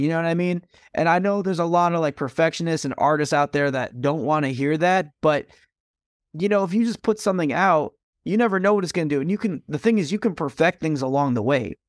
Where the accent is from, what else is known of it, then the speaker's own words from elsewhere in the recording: Stamford, Connecticut, United States; my hometown of Stamford, Connecticut